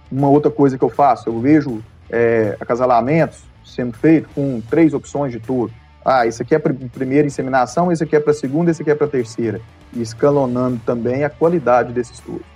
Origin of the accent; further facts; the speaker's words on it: Pompeu, Minas Gerais, Brazil; fui nascido e criado aqui em Pompeu